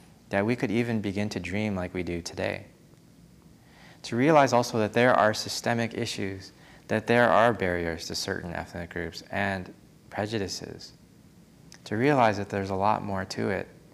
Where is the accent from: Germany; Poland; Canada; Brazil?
Canada; moved away as an adult; also born or lived in California / East Coast, United States; now in United States; Growing up in Canada and then spending an extended time in California